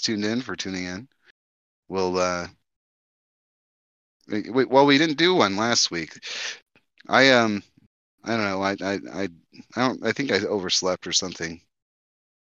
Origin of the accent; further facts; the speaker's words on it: United States; I'm an American